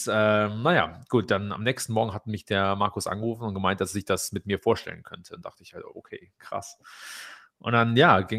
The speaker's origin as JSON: {"language": "German", "country": "Germany", "said": "Also ich glaube, gerade als, als, als Deutsche ist es eine sehr interessante Erfahrung."}